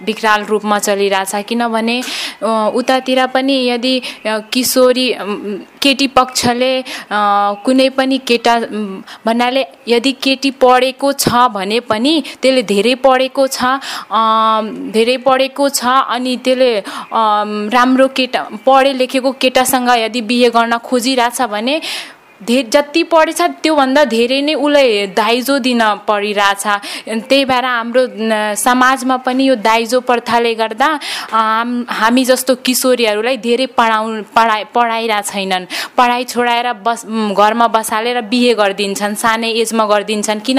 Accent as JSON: {"language": "Nepali", "area": "Kapilvastu", "region": "Lumbini Province", "country": "Nepal", "said": "म कबनपा तिन कपिलवस्तुबाट आएको"}